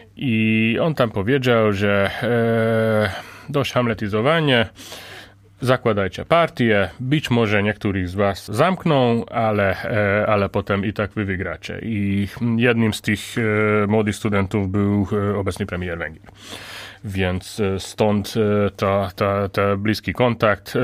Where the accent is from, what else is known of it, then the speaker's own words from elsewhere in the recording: Hungary; Polish is a second language; also born or lived in Łódź, Poland; now in Poland; jestem Węgrem